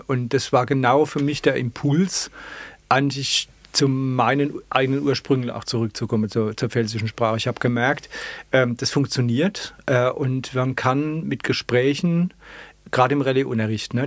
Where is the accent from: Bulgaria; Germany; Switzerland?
Germany; Ludwigshafen, Rhineland-Palatinate; accent: Palatine; ich komme aus dem Ludwigshafener Hemshof